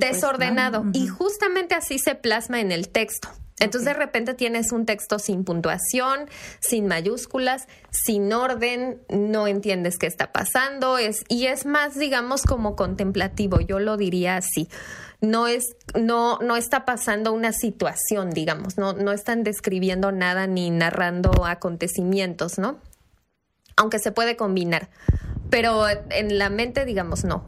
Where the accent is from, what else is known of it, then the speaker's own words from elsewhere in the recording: Chiapas, Mexico; moved away; mi casa de, Chiapas, porque soy de Chiapas